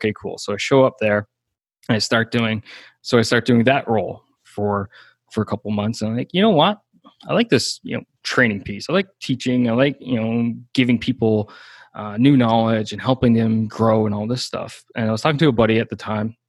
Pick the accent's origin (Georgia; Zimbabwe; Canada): Canada; Newfoundland and Labrador; moved away as an adult; I'm from a super small hometown. Like, my hometown was only a couple hundred people.